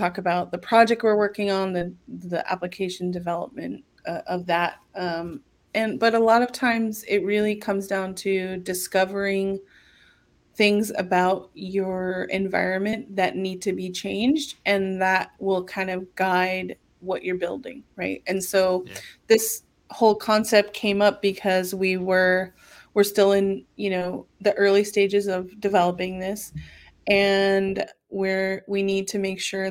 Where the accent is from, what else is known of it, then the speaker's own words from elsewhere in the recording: San Diego, California, United States; I am originally from San Diego